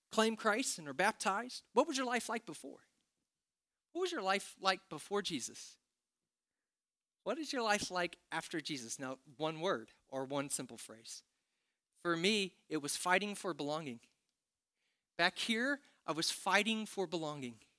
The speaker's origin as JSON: {"language": "English", "town": "Princeton", "region": "Indiana", "country": "United States", "tie": "born or raised there", "moved": "yes", "said": "when I was growing up in Princeton, Indiana"}